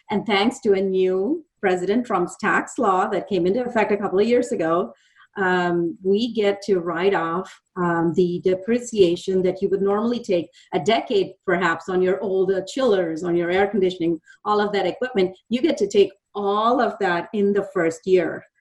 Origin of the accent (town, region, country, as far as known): India; moved away as an adult; now in Dallas, United States